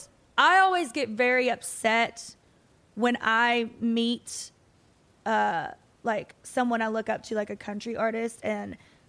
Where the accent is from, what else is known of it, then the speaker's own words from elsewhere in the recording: Kentucky, United States; now in Nashville, United States; But I was raised in the South.